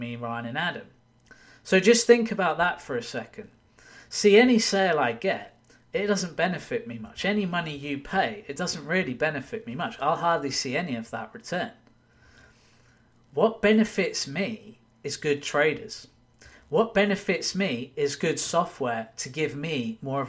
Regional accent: United Kingdom; now in Wigan, United Kingdom; I'm British

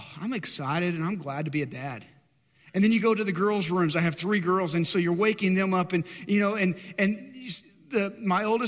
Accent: Dumas, Texas, United States; moved away; go back to my hometown, Dumas, north of Amarillo, and so the Texas Panhandle

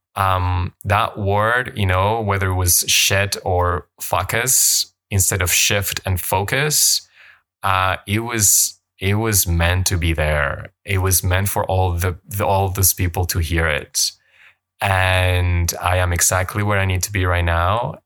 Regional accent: Colombia; first language Spanish; English is a second language; moved away as an adult; now in Canada; I grew up in Colombia, and my first language is Spanish, and I moved to Canada when I was eighteen

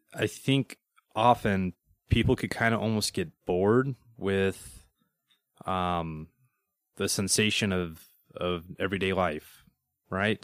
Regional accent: Denver, Colorado, United States; I'm from Denver.

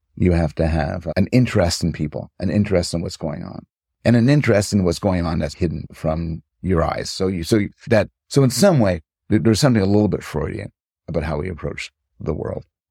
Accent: Montreal, Quebec, Canada; also born or lived in United States; now in Toronto, Canada; I was raised in Montreal

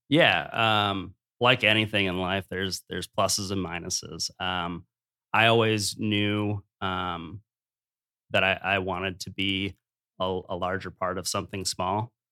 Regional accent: Dubuque, Iowa, United States; I grew up in Dubuque

